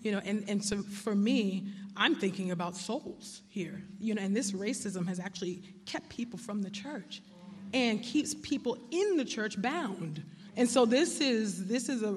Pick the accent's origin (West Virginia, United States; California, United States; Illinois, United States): California, United States; growing up, I grew up in California